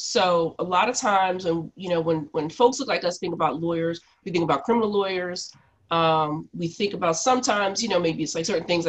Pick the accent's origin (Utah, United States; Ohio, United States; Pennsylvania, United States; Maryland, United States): Pennsylvania, United States; Philadelphia; I'm from Philly. I grew up in Mount Airy, Germantown area